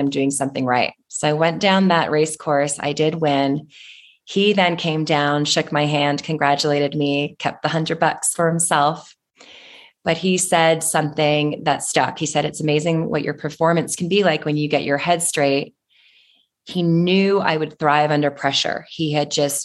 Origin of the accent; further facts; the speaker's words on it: Toronto, Ontario, Canada; I'm from Toronto in Canada